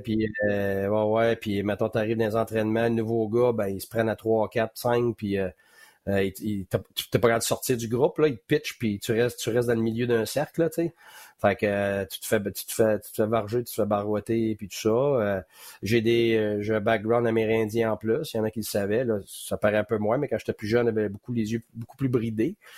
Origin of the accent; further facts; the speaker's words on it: Quebec, Canada; also born or lived in West Island, Montreal; quand je suis arrivé dans l'Ouest de l'Île, comme je te dis, tu sais, là, à dix ans